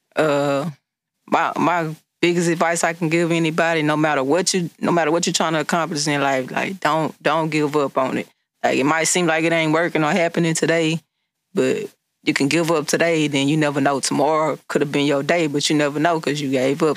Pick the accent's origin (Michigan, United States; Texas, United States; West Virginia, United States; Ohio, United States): Texas, United States; Beaumont; I'm from Beaumont, Texas